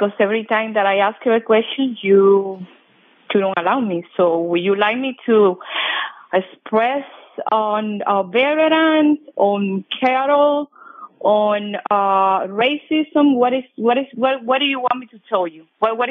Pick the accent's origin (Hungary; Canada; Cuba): Cuba; now in United States; When I came from Cuba, I worked for the postal service